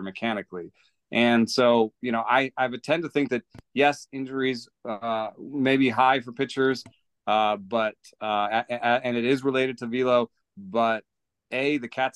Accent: Atlanta, Georgia, United States; I came to this country in 1986 and grew up in Atlanta

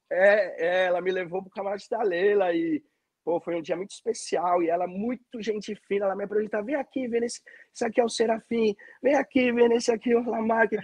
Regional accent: São Paulo, Brazil; moved away as an adult; eu nascido e criado em São Paulo, nunca tinha viajado

